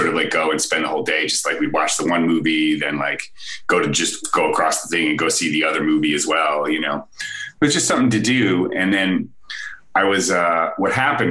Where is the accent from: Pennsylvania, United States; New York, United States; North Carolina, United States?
New York, United States; Albany; moved away as an adult; now in California, United States; growing up in Albany